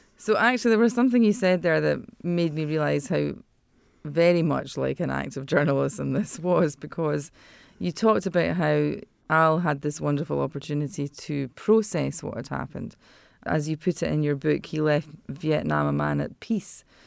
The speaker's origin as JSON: {"language": "English", "country": "United Kingdom", "moved": "yes", "said": "my home country"}